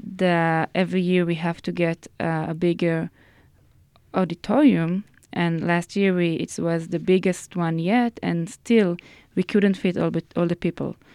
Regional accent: Haifa, Haifa District, Israel; in Haifa, my hometown.

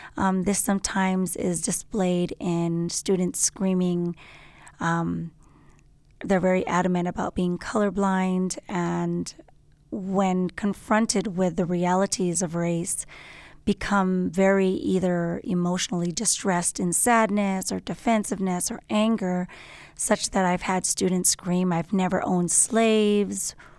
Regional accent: Los Angeles, California, United States; I'm from Los Angeles, born and raised

